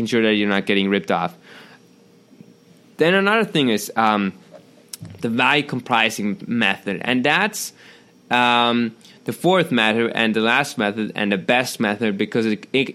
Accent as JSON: {"language": "English", "country": "Germany", "second_language": "English", "said": "I'm from Germany."}